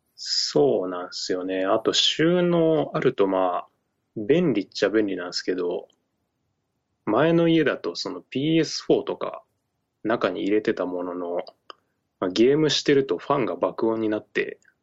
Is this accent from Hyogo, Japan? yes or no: no; Shimane, Japan; now in Tokyo, Japan; 俺の地元、まあ、島根県の超ど田舎の地元